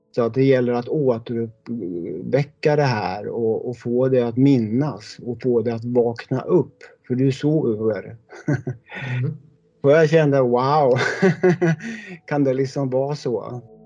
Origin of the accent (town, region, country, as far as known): Sweden; born or raised there